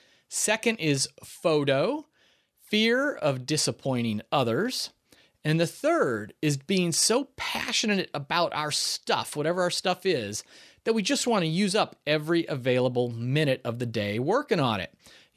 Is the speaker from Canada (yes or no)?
no; Ireland; So I spent time at Irish Kevin's Bar, which is a famous bar down there. One, because I'm Irish.